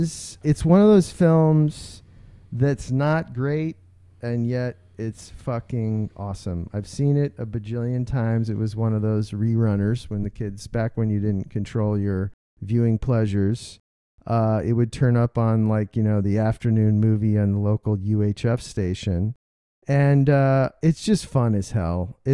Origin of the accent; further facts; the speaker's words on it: Midwest, United States; Yeah, yeah. We're both from the Midwest.